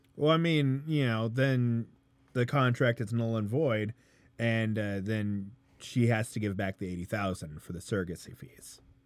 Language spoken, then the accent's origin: English; Colorado, United States